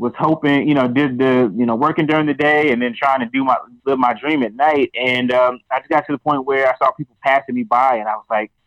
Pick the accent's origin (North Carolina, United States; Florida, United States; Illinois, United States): North Carolina, United States; small town just north of Charlotte; I'm from North Carolina, from a small town, just north of Charlotte